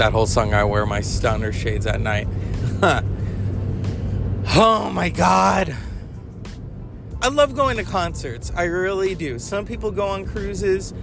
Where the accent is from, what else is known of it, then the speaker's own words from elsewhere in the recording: California, United States; I am from California